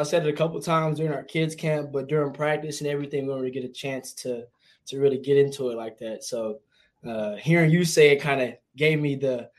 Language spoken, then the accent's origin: English; Long Beach, California, United States; moved away as an adult; now in Fayetteville, United States; So whenever people do make the mistake of saying I'm from LA, I'm quick to remind them that I'm from Long Beach.